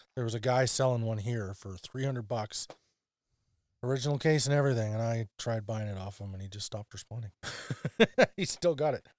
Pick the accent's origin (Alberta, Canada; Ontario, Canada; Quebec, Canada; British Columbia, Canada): Alberta, Canada; near Dawson Creek; in Dawson Creek It's a small town near my hometown.